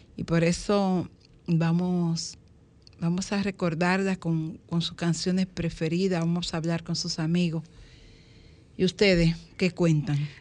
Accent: Dominican Republic; raíces de lo que somos como dominicanos

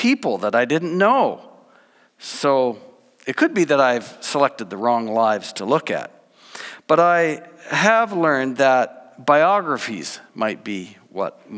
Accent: New Brunswick, Canada; I grew up in New Brunswick, born and raised

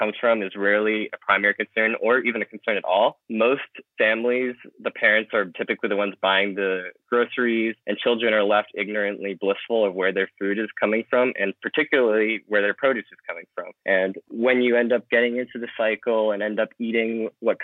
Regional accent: San Francisco, California, United States; now in Oakland, United States; I'm born and raised in San Francisco, and now I'm currently living in Oakland

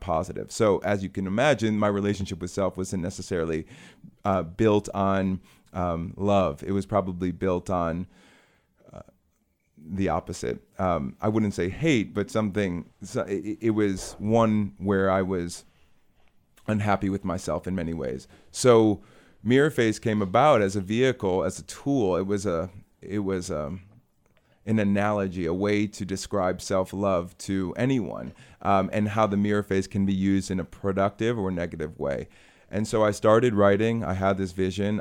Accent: Chicago, Illinois, United States; I'm from Chicago

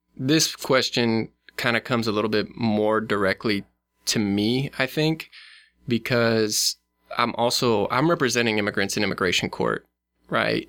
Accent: Nebraska, United States; it's my home state

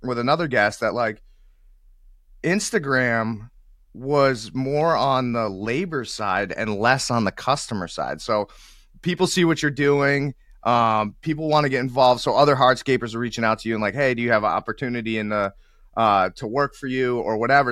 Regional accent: New England, United States; I'm from the New England area

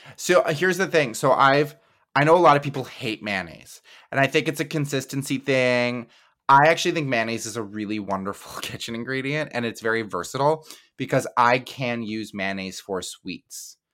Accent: Midwest, United States

